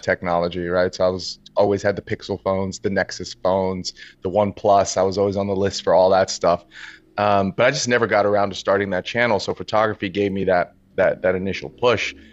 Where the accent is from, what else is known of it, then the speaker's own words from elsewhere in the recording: New York City, New York, United States; I'm born and raised in New York City. Uh, I was born in Harlem, grew up in Brooklyn in the Bronx.